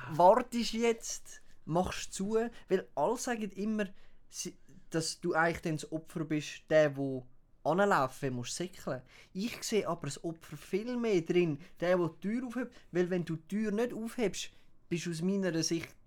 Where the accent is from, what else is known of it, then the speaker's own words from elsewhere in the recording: Uruguay; German is a second language; moved away; ich bin, ich bin ursprünglich bin ich eigentlich aus Uruguay.